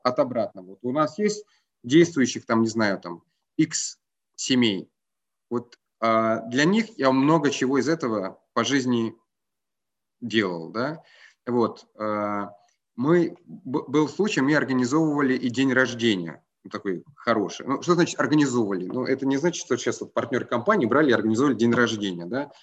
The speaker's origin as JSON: {"language": "Russian", "country": "Croatia", "tie": "born or raised there", "said": "я родом из Хорватии"}